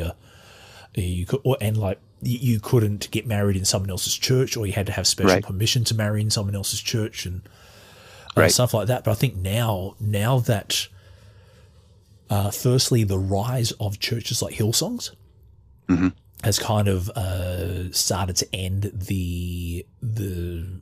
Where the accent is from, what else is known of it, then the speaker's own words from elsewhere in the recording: Australia; accent: Australian; as you can tell from my accent, I'm Australian.